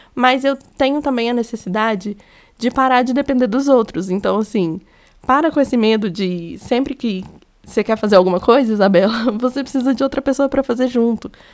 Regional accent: Minas Gerais, Brazil; accent: mineiro; eu sou mineira, acho que deu para perceber pelo meu sotaque. Eu falo muito trem

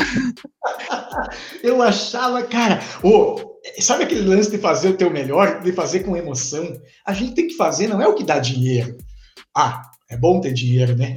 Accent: Formigueiro, Rio Grande do Sul, Brazil; eu sou do interior de Formigueiro. É importante dizer que eu sou do interior de Formigueiro

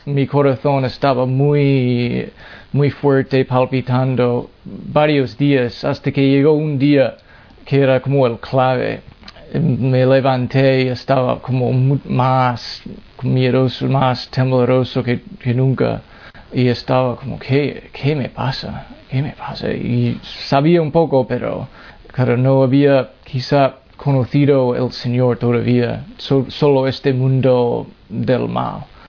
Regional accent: Massachusetts, United States; Spanish is a second language; moved away; yo soy de Massachusetts, en Estados Unidos, y me he criado en una familia no católico

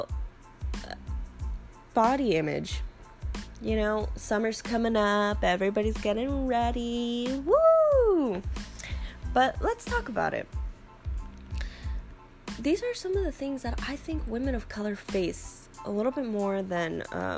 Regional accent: California, United States; grew up in California

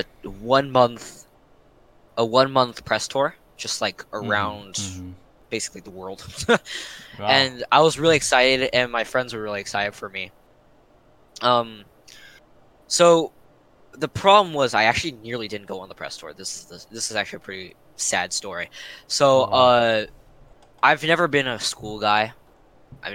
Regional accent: Washington, District of Columbia, United States; also born or lived in Maryland; I'm from DC, so you know, Maryland pride

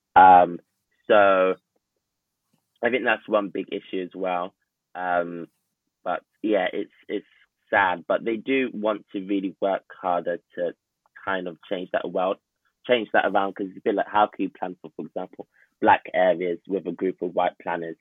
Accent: Enfield, London, United Kingdom; I'm from Enfield, North London

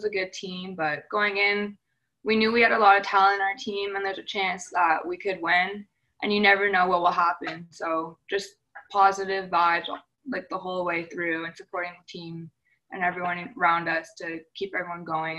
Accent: Oakville, Ontario, Canada; born or raised there

